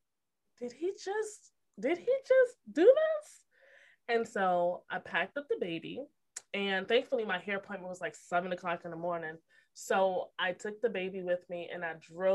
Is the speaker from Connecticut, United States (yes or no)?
yes; Connecticut, United States; moved away; I'm from Connecticut originally